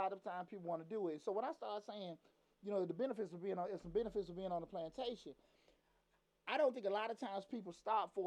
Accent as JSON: {"language": "English", "town": "Atlanta", "region": "Georgia", "country": "United States", "tie": "born or raised there", "said": "growing up in Atlanta in the 90s"}